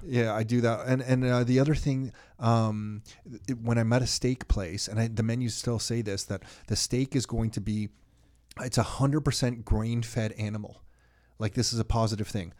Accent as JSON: {"language": "English", "country": "Canada", "said": "I'm so proud to be Canadian"}